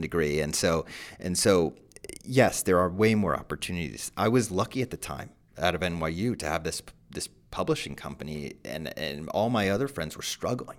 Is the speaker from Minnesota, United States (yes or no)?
no; New Jersey, United States; I'm also from Jersey